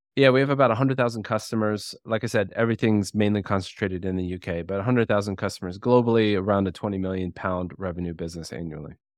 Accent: United States; I'm American.

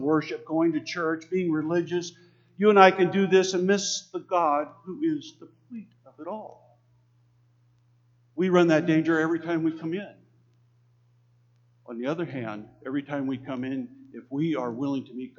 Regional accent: Texas, United States; I was born in Texas

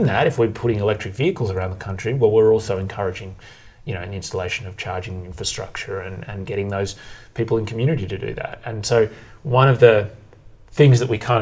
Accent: Bendigo, Victoria, Australia; growing up in Bendigo

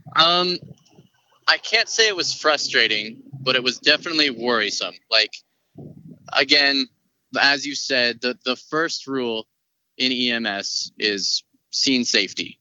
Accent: Colorado, United States; born born and raised in Colorado. Been here my whole life.

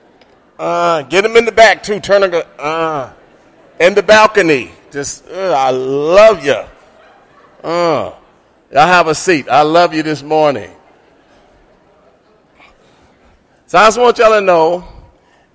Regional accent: Martin, Tennessee, United States; moved away; I grew up in Martin, Tennessee, with Tony Kelly

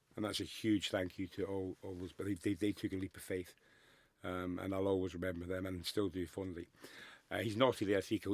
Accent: Scotland, United Kingdom; I'm the most proud Scotsman in the world

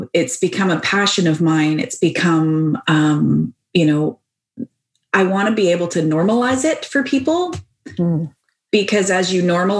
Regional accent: Victoria, British Columbia, Canada; accent: Canadian lilt; I come from Victoria.

